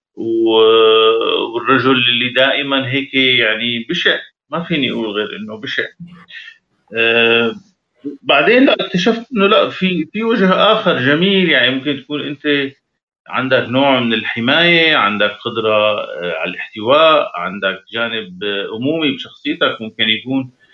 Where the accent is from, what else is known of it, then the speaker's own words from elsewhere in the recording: Syria; moved away; نحن كشعب سوري